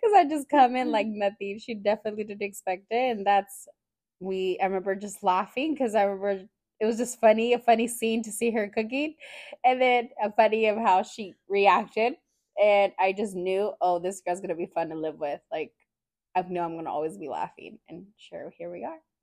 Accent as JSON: {"language": "English", "town": "Fresno", "region": "California", "country": "United States", "tie": "born or raised there", "also_born_or_lived": "Hanford, California", "moved": "as an adult", "lives_now": "San Jose, United States", "said": "I was born in the Central Valley, um, in a small town named Hanford, California, and then I grew up in Fresno, California. Came out to San Jose out here."}